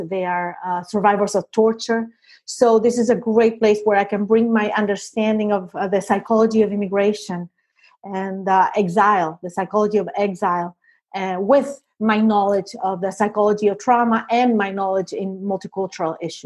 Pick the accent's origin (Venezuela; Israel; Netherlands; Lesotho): Venezuela; English is a second language; moved away as an adult; also born or lived in Lebanon; now in United States; I was born in Venezuela and then became an immigrant here myself in the U.S.